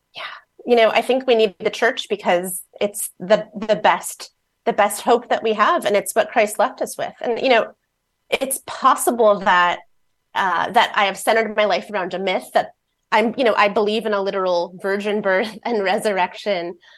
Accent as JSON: {"language": "English", "town": "Fort Wayne", "region": "Indiana", "country": "United States", "tie": "born or raised there", "moved": "yes", "lives_now": "Seattle, United States"}